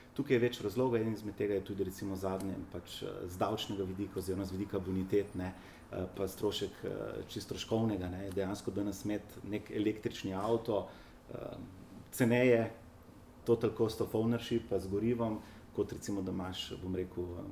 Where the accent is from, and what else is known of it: Slovenia